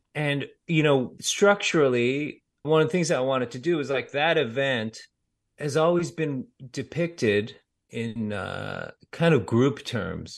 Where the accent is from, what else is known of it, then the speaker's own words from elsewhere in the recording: United States; I grew up in America